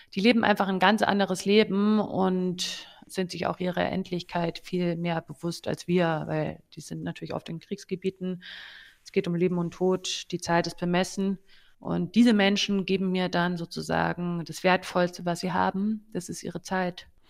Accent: Germany; als Deutsche

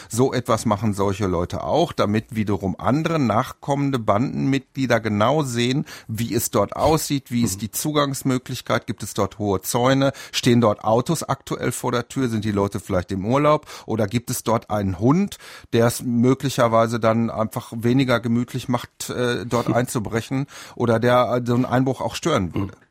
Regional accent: North Rhine-Westphalia, Germany; ich bin im Ruhrgebiet aufgewachsen, dann nennt man das Klüngelkerle

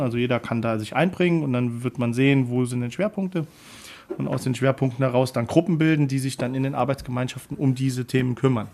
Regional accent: Orscholz, Saarland, Germany; also born or lived in Mainz / Melbourne / Munich; Ich bin aufgewachsen in Orscholz, habe dort bis äh, ich 14 war gelebt

